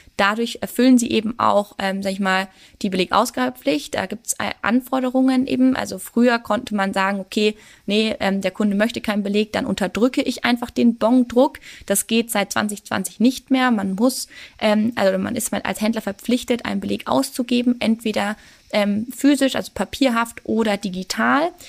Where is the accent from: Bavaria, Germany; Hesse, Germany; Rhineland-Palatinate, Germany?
Bavaria, Germany; Würzburg; moved away as an adult; also born or lived in Regensburg; Ich bin ja ursprünglich aus Würzburg ähm, und bin dann nach Regensburg gekommen